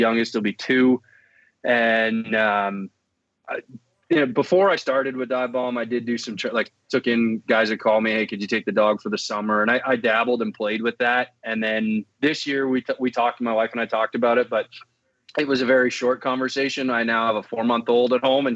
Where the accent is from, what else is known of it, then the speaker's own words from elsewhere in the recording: Canada; also born or lived in Alberta; being a Canadian citizen